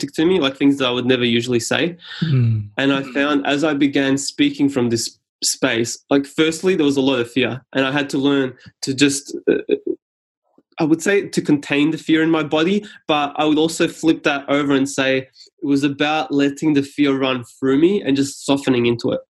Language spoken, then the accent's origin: English; Australia; first language Serbian; English is a second language; I came to Australia as like a refugee of 4 years old or so.